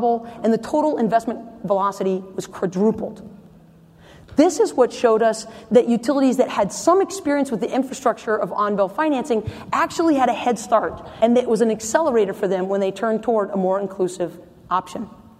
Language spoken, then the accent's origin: English; North Carolina, United States; In my home state of North Carolina